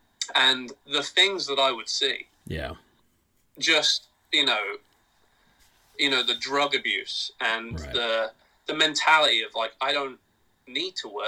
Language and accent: English; England, United Kingdom; now in United States; I love England, right? I'm English. I was there for 18 years.